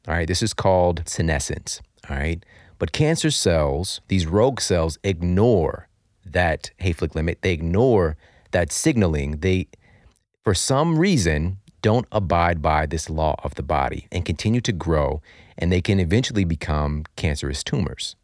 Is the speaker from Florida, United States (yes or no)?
no; St. Louis, Missouri, United States; my hometown of Saint Louis